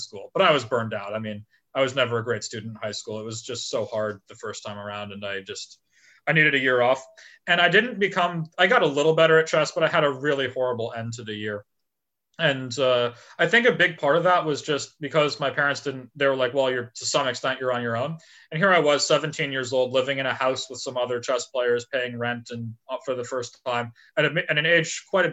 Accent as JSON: {"language": "English", "region": "California", "country": "United States", "tie": "born or raised there", "said": "growing up in California"}